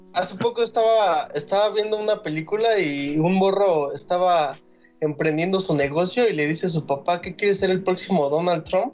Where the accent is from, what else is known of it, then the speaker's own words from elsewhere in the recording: Mexico; como mexicanos